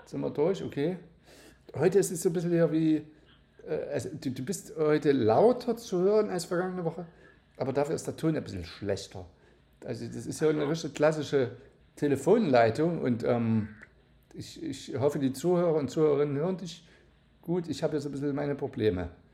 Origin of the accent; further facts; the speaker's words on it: Saxony, Germany; hier in, bei uns in Sachsen